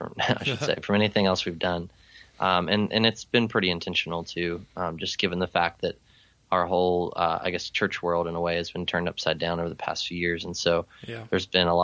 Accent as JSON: {"language": "English", "region": "Maryland", "country": "United States", "tie": "born or raised there", "also_born_or_lived": "Savannah, Georgia", "moved": "as an adult", "said": "I grew up in Maryland. After I graduated high school, I moved to Georgia"}